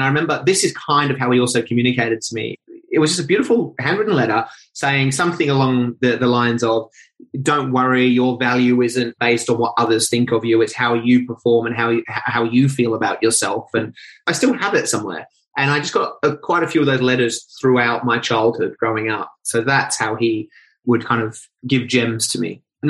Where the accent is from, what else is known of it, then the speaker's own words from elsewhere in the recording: Sydney, New South Wales, Australia; born there; also born or lived in Norway; I was born in Hornsby, stayed there for 2 years, which is Sydney, Australia. And then I actually moved to Norway for like 2 years.